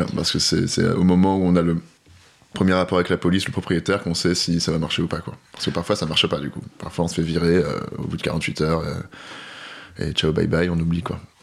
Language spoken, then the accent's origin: French; France; also born or lived in Paris; on est français on est blanc